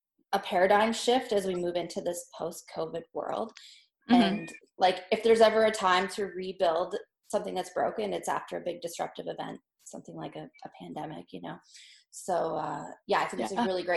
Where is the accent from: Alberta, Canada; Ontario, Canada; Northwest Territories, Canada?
Northwest Territories, Canada; we're from the Northwest Territories